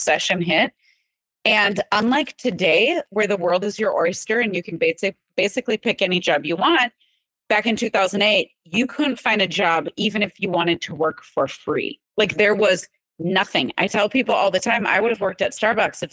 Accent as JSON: {"language": "English", "region": "Wisconsin", "country": "United States", "tie": "born or raised there", "said": "growing up in Wisconsin"}